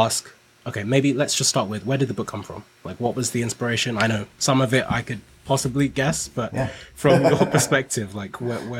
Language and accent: English; Nigeria; now in United Kingdom; so I came to the UK from Nigeria